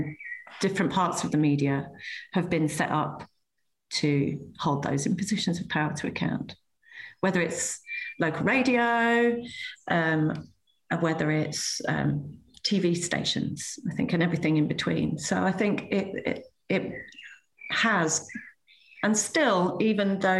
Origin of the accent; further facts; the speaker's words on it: Manchester, North West England, United Kingdom; I was born in Manchester